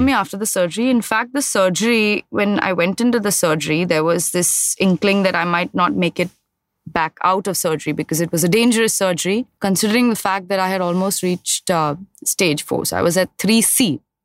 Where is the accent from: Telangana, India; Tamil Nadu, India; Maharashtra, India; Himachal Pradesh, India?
Maharashtra, India; Mumbai; I grew up in Mahim.